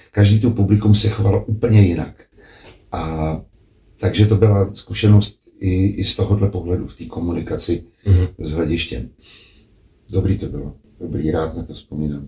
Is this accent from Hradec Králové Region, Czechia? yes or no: yes; Hradec Králové, Hradec Králové Region, Czechia; moved away as an adult; also born or lived in Prague; Když se naši odstěhovali z Prahy do Hradce Králové a tam jsem vlastně vyrůstal až do třiadvaceti let